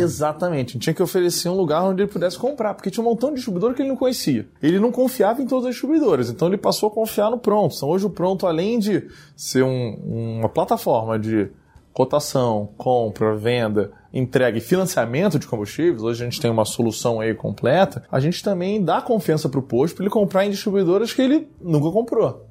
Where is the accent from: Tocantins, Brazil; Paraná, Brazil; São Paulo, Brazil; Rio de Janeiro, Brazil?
Rio de Janeiro, Brazil; moved away as an adult; eu sou carioca, nasci no Rio de Janeiro, morei lá quase toda a minha vida, até dois anos atrás